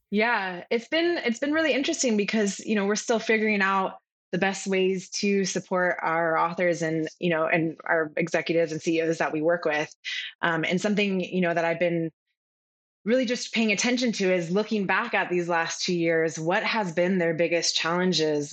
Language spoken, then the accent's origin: English; California, United States; now in Charleston, United States; I'm originally from California, and what brought me to where I'm currently now in Charleston, South Carolina